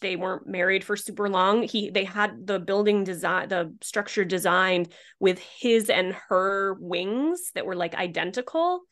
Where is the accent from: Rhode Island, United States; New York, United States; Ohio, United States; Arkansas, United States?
Rhode Island, United States; moved away as an adult; also born or lived in Philadelphia / Los Angeles / Boston; I grew up in Rhode Island